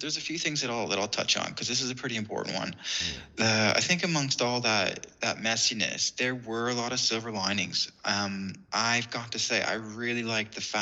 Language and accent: English; Sarnia, Ontario, Canada; moved away as an adult; now in Leeds, United Kingdom; I hail from the city of Sarnia, which is in the province of Ontario.